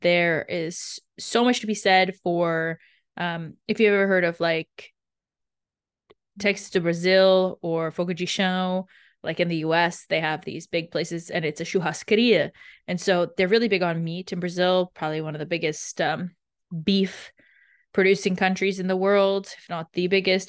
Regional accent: Canada; I grew up in Canada

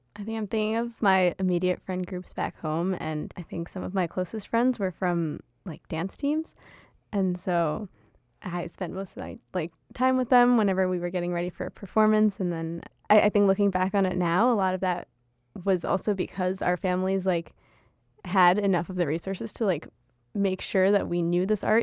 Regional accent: United States; accent: American; first language Gujarati; was also born and raised here, just, you know, born with, with American citizenship

